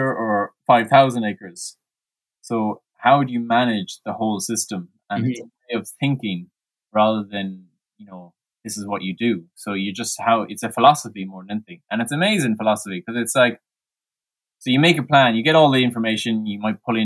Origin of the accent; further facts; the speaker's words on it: Mayo, Connacht, Ireland; now in County Clare, Ireland; I'm from Mayo, which is, a good 3 hours away from Clare, and where my parents are.